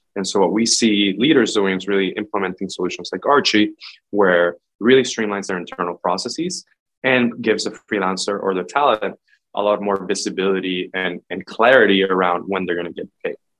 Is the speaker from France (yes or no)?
no; Puerto Rico; moved away as an adult; also born or lived in Boston area / Bay Area; I'm originally from Puerto Rico, born and raised. I moved to the US for college